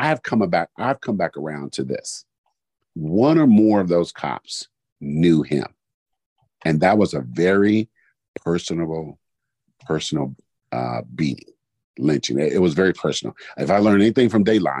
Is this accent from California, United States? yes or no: yes; Oakland, California, United States; when I grew up in East Oakland